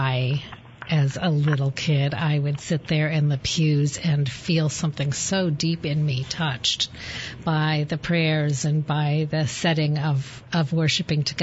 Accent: Denver, Colorado, United States; I am a third generation native Coloradan, which in Colorado entitles you to be considered a pioneer. And I grew up in Colorado

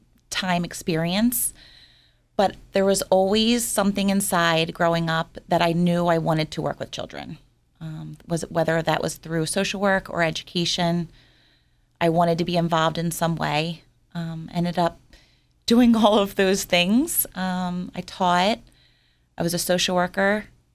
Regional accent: Orland, California, United States; Well, I grew up in Orland with my parents and my brother, Kevin.

